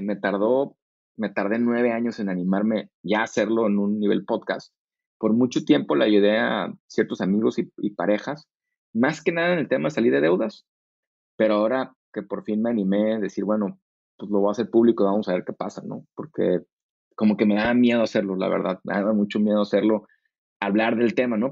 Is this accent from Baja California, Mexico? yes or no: yes; Tijuana, Baja California, Mexico; moved away as an adult; also born or lived in Monterrey / United States / San Diego; yo crecí en Tijuana o en Monterrey